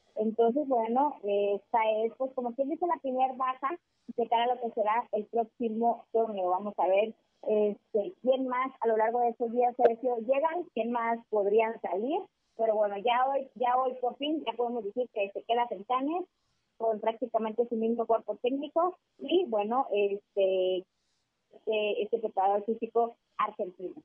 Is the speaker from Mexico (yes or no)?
yes; Mexico; como buenos mexicanos